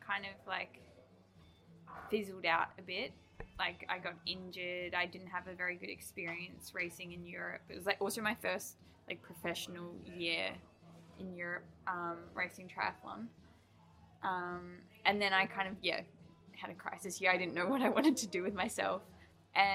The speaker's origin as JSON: {"language": "English", "country": "New Zealand", "tie": "born or raised there", "also_born_or_lived": "Sydney, Australia / Melbourne, Australia", "moved": "as an adult", "said": "I was born in Sydney, and then when I was like 5 years old, my like parents and my brothers moved to New Zealand, and I lived there till I was 19, 20, and then I moved to Melbourne just by myself"}